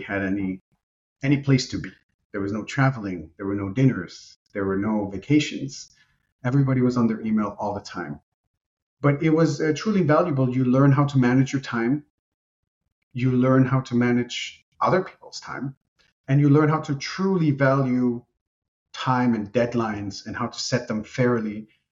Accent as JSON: {"language": "English", "country": "Germany", "tie": "born or raised there", "first_language": "Romanian", "second_language": "English", "said": "I grew up in Germany. I was born and raised in Germany to Romanian parents"}